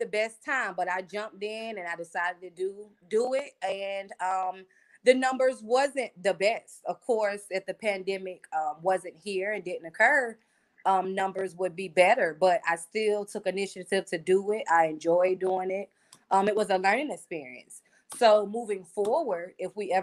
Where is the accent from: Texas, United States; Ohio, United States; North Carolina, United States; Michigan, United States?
North Carolina, United States; Wilmington; now in Raleigh, United States; I'm from Wilmington